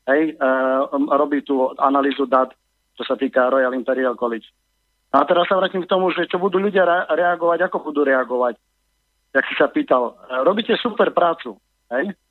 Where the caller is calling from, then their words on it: Germany; volal som vám e, z Nemecka, volám.